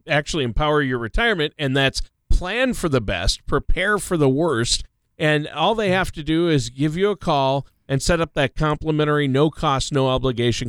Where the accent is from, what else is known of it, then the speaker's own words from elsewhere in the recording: Minnesota, United States; it's my home state, Minnesota